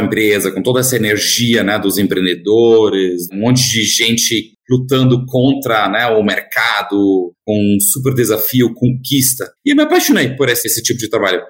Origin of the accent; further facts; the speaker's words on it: Germany; Portuguese is a second language; moved away as an adult; also born or lived in Netherlands / United States; now in Brazil; eu sou alemão, é, nasci e cresci na Alemanha, é numa cidadezinha bastante pequena